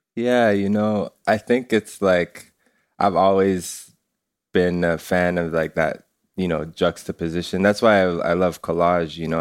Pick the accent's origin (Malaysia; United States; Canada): Canada; I'm first generation Canadian. It's, like, my parents come from Jamaica